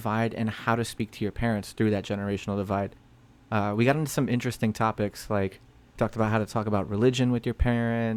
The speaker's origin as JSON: {"language": "English", "area": "Orange County", "region": "California", "country": "United States", "said": "I'm from Orange County."}